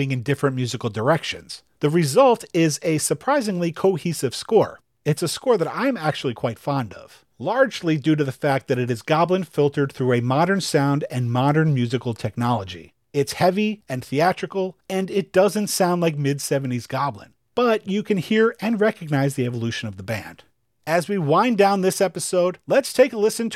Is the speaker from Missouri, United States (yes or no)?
no; New York, United States; as a New Yorker